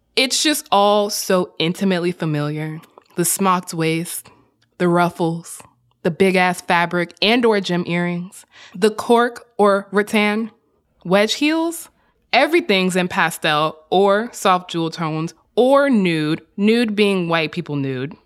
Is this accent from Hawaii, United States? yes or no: no; Texas, United States; moved away; As a Southerner, I spent about seven, eight years in Texas, including high school and middle school